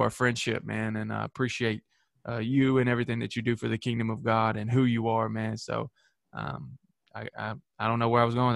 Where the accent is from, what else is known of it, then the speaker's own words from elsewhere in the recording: Manchester, Tennessee, United States; my hometown here in manchester